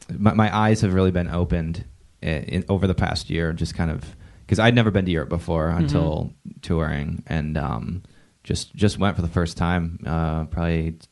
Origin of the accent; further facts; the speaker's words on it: Detroit, Michigan, United States; also born or lived in Chicago; now in Los Angeles, United States; growing up in Detroit area, it's like everyone drives either a Ford or a Chevy.